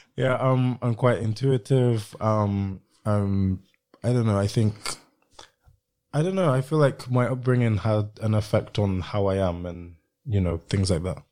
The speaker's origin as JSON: {"language": "English", "country": "Sierra Leone", "said": "I'm from Sierra Leone, which isn't far from Ghana"}